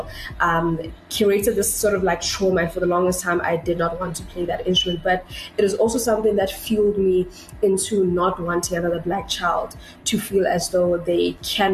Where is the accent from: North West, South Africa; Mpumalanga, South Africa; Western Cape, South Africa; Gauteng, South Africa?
Gauteng, South Africa; Pretoria; I was born in 1992 in Pretoria